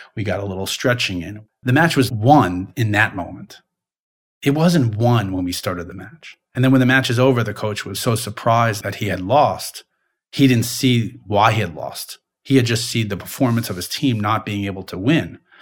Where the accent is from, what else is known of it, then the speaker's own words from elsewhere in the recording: Long Island, New York, United States; I grew up in Long Island